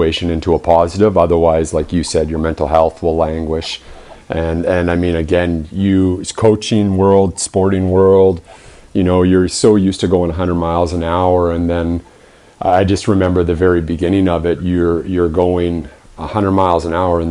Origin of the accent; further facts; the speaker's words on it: Vernon, British Columbia, Canada; also born or lived in Kamloops, British Columbia; I grew up in Vernon.